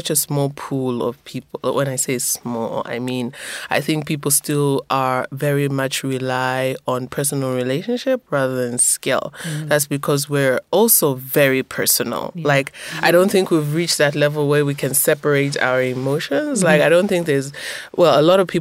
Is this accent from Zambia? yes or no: yes; Zambia; I'm a journalist from Zambia